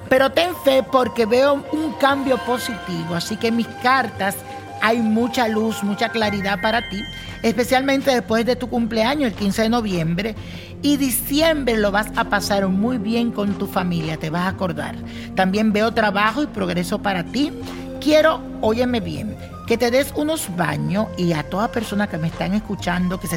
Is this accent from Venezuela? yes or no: yes; Venezuela; now in Colombia; Yo soy de Venezuela, un país que enfrenta una fuerte crisis y por tal motivo me mudé para Colombia.